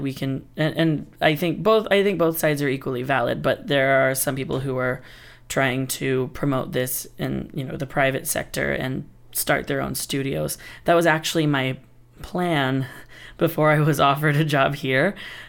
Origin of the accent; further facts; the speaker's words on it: Appalachia, United States; We're from Appalachia, so we were a singing family, and we would go sing Southern gospel music at churches, camp meetings, nursing homes, stuff like that.